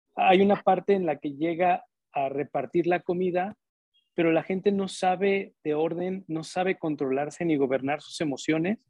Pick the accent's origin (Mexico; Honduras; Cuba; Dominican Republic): Mexico; crecimos en un México en el que pues, lo más chingón éramos nosotros